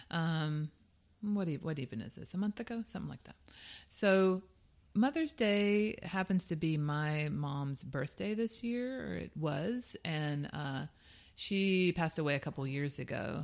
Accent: South Georgia, United States; I am from the Deep South

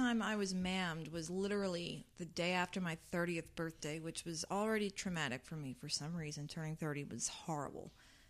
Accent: South Georgia, United States; also born or lived in Arizona; My parents and family are from New York, but we... I was born in Arizona, and then we moved to Georgia when I was 5. What part of Georgia? South.

